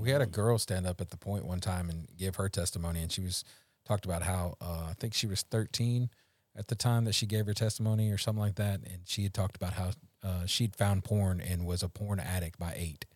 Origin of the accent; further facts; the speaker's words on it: Louisiana, United States; I'm from Louisiana.